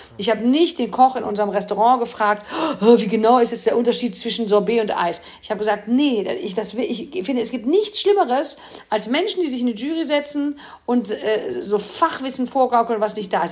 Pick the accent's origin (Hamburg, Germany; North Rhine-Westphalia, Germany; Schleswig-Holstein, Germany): North Rhine-Westphalia, Germany; Cologne; sitzt man hier als Kölner